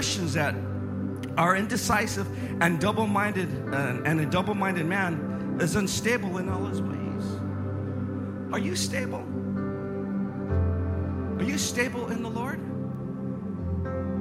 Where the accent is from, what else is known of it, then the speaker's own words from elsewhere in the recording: Northern California, United States; I come from Northern California